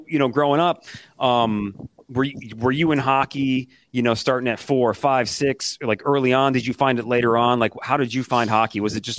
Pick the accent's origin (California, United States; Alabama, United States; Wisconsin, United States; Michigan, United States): Michigan, United States; Detroit; now in New Orleans, United States; I grew up in Michigan, in Detroit. Joey and I were in New Orleans.